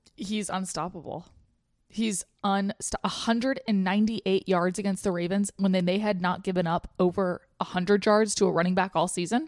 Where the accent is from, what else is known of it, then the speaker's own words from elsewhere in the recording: Atlanta, Georgia, United States; now in Los Angeles, United States; my agent, obviously, is from Atlanta, like me